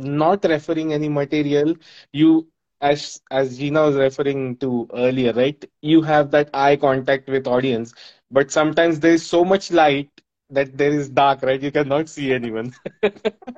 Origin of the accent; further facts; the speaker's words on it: Mumbai, Maharashtra, India; out here in India, I am from Mumbai in India